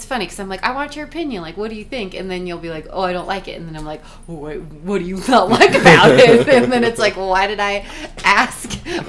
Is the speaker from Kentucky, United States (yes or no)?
no; Albuquerque, New Mexico, United States; moved away; My hometown. We were in Albuquerque, New Mexico.